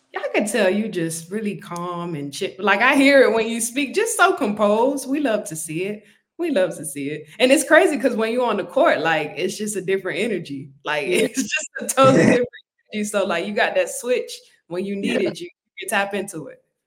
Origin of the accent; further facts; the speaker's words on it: Miami, Florida, United States; I'm from Miami originally